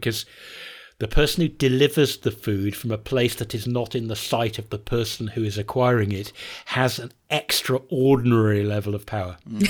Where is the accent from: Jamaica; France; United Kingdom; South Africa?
United Kingdom; England; I don't drink tea. I don't understand tea, even though I'm English.